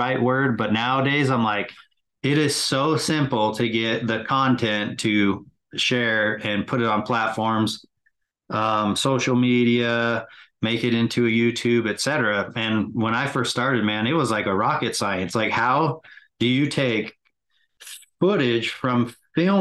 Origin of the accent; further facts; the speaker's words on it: West Jordan, Utah, United States; also born or lived in California; Grew up in West Jordan